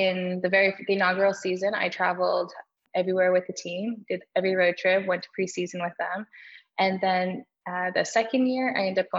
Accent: Toronto, Ontario, Canada; moved away as an adult; now in Victoria, Canada; I was born and raised in Toronto, and I've got an older brother

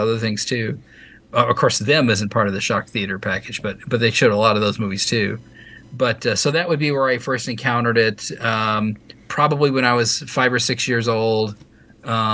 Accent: Louisville, Kentucky, United States; I grew up in Louisville, Kentucky

